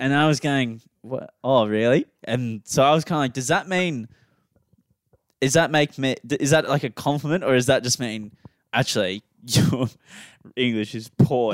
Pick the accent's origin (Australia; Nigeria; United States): Australia; we're both Australian.